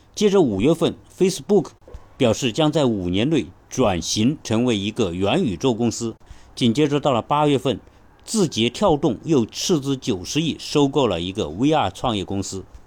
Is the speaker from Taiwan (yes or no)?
no; China; 我们中国人